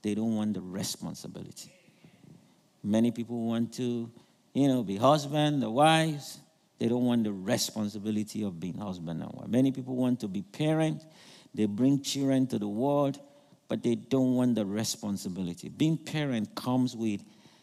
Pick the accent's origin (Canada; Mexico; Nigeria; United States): Nigeria; I'm from Nigeria